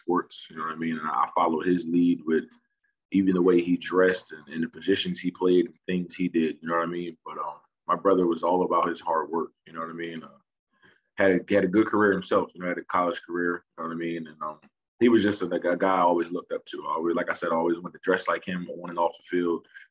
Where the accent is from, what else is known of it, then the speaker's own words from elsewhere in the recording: Lindenwold, New Jersey, United States; I'm from South Jersey, close to Philadelphia. And started off playing Little League ball in my hometown, Lindenwald, New Jersey